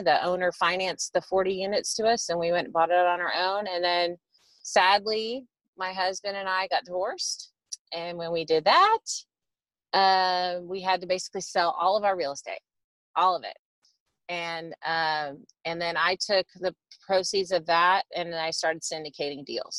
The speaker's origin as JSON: {"language": "English", "region": "Texas", "country": "United States", "tie": "born or raised there", "said": "I grew up in Texas"}